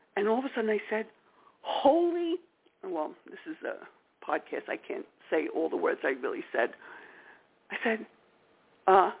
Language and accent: English; New York, United States; accent: New York; we all said in unison, New York